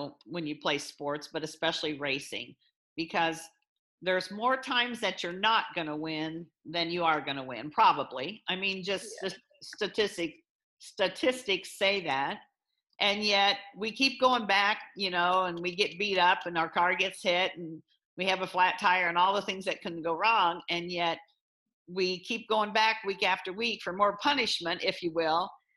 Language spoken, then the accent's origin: English; Illinois, United States; now in Iowa, United States; I grew up in Illinois